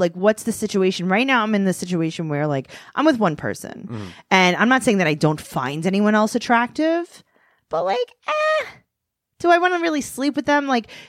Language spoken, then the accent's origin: English; New York City, New York, United States; I grew up in Queens.